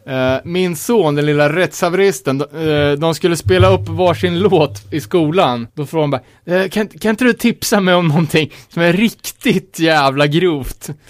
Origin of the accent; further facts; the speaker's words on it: Sweden; som svensk